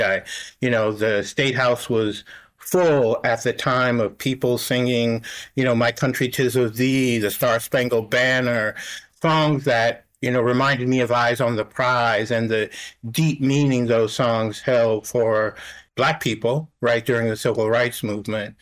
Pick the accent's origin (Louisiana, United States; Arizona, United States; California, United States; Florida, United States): Louisiana, United States; New Orleans; moved away; I'm from New Orleans originally, right? And my mother and our family uh, went through Katrina